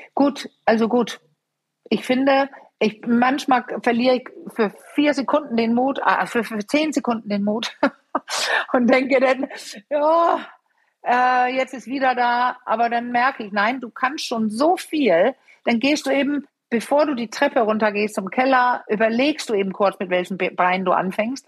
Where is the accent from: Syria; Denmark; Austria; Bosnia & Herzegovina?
Denmark; German is a second language; moved away; ich bin Dänin